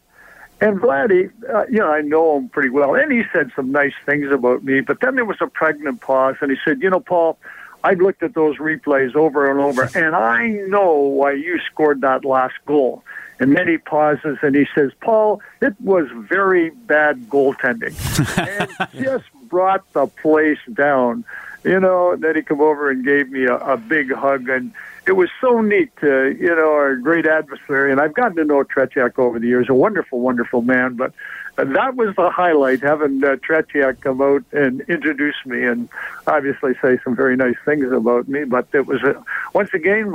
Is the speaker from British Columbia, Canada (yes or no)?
no; Lucknow, Ontario, Canada; moved away; also born or lived in Detroit / Toronto / Birmingham, Alabama; I'm very, very proud that, Lucknow is my hometown